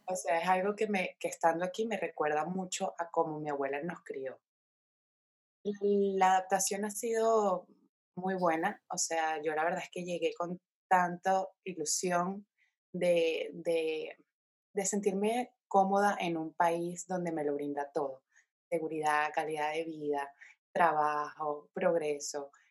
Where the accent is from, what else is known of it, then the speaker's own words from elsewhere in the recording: Caracas, Capital District, Venezuela; moved away as an adult; now in Spain; nací en Caracas, eh, soy venezolana, tengo 27 años, emigré a España teniendo 22 años de edad